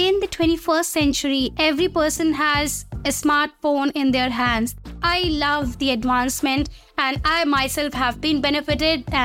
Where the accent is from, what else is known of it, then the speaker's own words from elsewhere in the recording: India; I'm from India